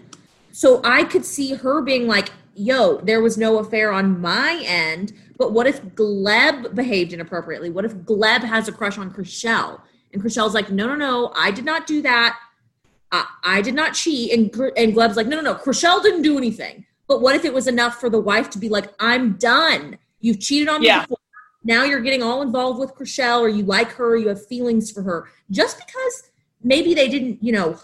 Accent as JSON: {"language": "English", "region": "the South", "country": "United States", "also_born_or_lived": "Quad Cities", "said": "I'm from the South"}